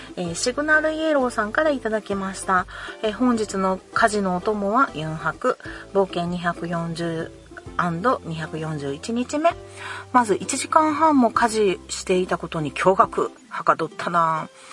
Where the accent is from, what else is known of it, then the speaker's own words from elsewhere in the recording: Kansai, Japan; 関西人やからね